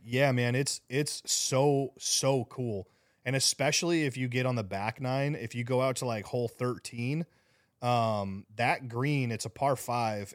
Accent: Scottsdale, Arizona, United States; moved away; I grew up in Scottsdale

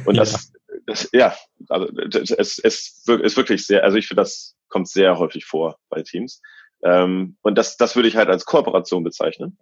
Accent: Germany; moved away as an adult; now in Australia; also sowohl Deutscher als auch Australier jetzt

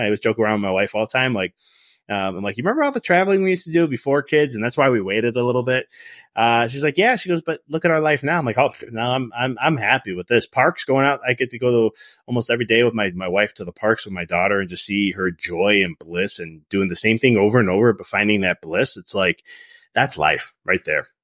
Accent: Chicago, Illinois, United States; moved away as an adult; also born or lived in Dallas; I'm from Chicago

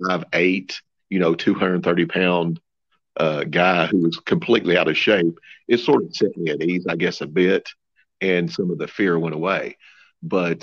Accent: Missouri, United States; I'm from Missouri

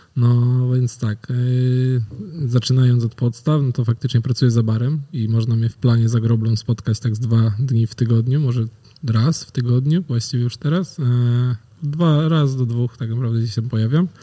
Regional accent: Wągrowiec, Greater Poland, Poland; z mojego rodzinnego miasta, z Wągrowca

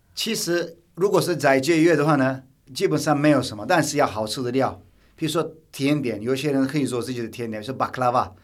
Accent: Turkey; Chinese is a second language; now in Taiwan; 我土耳其人在拜拜是清真寺嘛

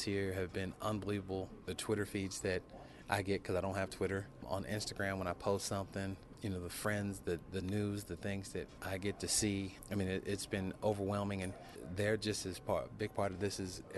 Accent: Donora, Pennsylvania, United States; a guy from Denora, Pennsylvania

